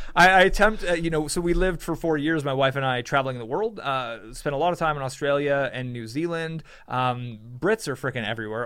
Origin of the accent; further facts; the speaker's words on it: California, United States; I grew up in California